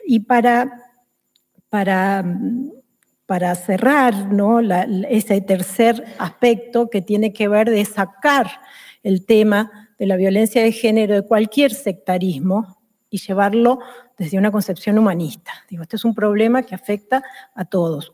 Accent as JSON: {"language": "Spanish", "country": "Argentina", "moved": "yes", "lives_now": "Spain", "said": "En el país de donde vengo, en Argentina"}